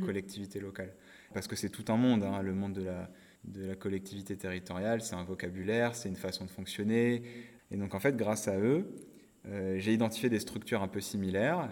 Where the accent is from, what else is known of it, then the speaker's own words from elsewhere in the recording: Nord-Pas-de-Calais, Hauts-de-France, France; also born or lived in Côte-d'Or; je suis originaire de Côte d'Or avec ma famille, mais j'ai grandi dans le Nord-Pas-de-Calais. Donc j'ai fait toute mon enfance là-bas